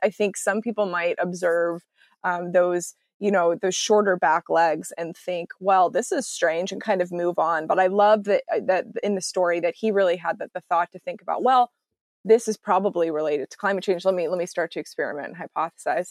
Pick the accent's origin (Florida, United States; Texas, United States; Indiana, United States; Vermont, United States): Texas, United States; now in Seattle, United States; I, I live in Seattle, but I'm from Texas originally